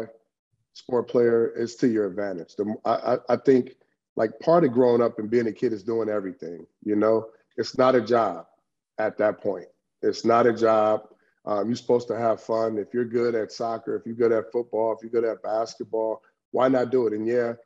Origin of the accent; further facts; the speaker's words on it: Long Beach, California, United States; Long Beach Poly is the Mecca, man. And, you know, coming from a diverse city, and going to Long Beach Poly